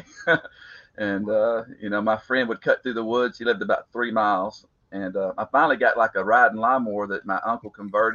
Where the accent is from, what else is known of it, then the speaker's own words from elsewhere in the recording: Harleton, Texas, United States; I was born and raised in East Texas. Went to a little school called Harleton